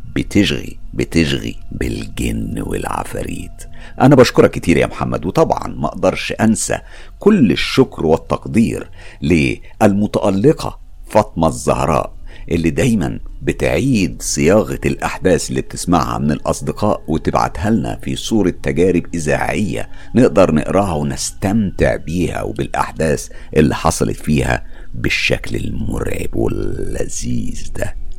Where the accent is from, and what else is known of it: Egypt; now in London, United Kingdom